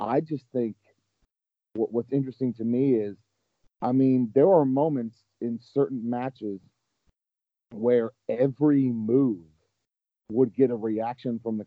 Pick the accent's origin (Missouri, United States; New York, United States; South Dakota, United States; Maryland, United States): Maryland, United States; Baltimore; I'm from Baltimore, Maryland.